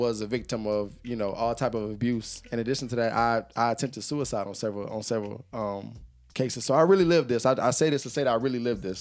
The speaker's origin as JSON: {"language": "English", "town": "Jacksonville", "region": "Florida", "country": "United States", "tie": "born or raised there", "also_born_or_lived": "Ohio / Middle East", "moved": "as an adult", "said": "I'm from Jacksonville, Florida, man. Duval County, born and raised"}